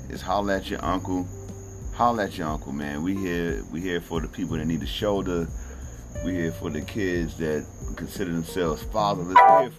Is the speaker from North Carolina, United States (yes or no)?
yes; North Carolina, United States; I'm from North Carolina.